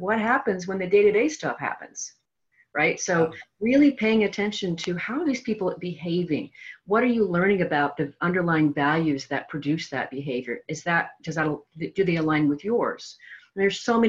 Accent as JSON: {"language": "English", "area": "the Northwest", "region": "Pacific Northwest", "country": "United States", "said": "I'm from the Northwest as well"}